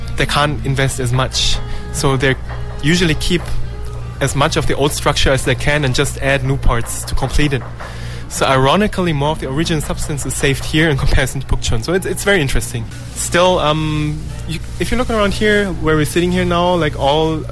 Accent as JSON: {"language": "English", "country": "Germany", "moved": "yes", "lives_now": "Korea", "said": "my home country, Germany"}